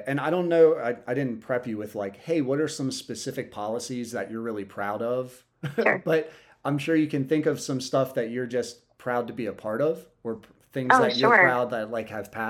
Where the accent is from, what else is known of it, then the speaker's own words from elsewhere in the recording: Lewes, Delaware, United States; also born or lived in New York; fifth grade, moved here from New York, went to Lewis Middle School back when it was 5'8", and then went to Cape High School.